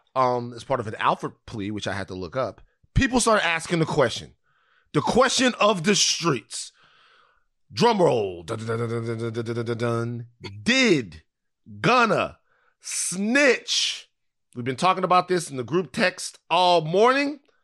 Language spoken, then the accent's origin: English; Baton Rouge, Louisiana, United States; I'm from South Baton Rouge